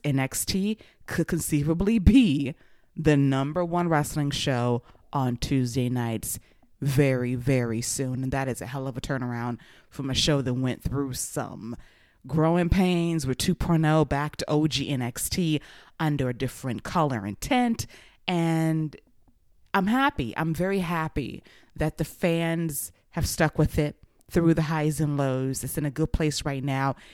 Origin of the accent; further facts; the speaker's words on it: Georgia, United States; my home state